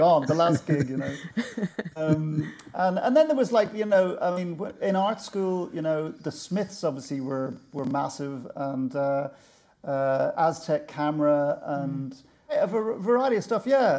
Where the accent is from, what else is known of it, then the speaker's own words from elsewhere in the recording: Birmingham, West Midlands, United Kingdom; born there; Well, as you probably know, I was born in Birmingham, and this is Birmingham. What I'm going to describe is Birmingham in the late '60s. My parents were immigrants from the west of Ireland